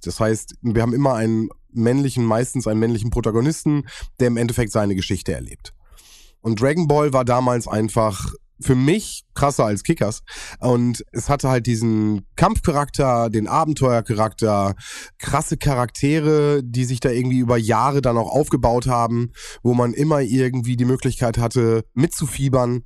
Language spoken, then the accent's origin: German; Germany; bei uns in Deutschland